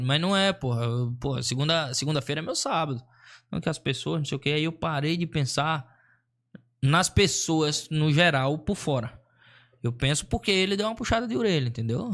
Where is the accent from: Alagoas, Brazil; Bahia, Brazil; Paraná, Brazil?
Alagoas, Brazil; Maceió; moved away; also born or lived in Sorocaba; eu sou de Maceió, nascido e criado em Maceió